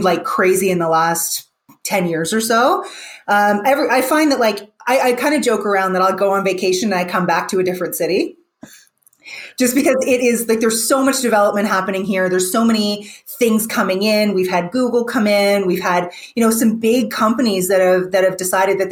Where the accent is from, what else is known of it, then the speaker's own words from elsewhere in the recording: Toronto, Ontario, Canada; I grew up in Toronto